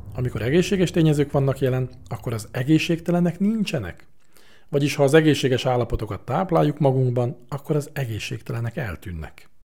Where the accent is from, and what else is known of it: Hungary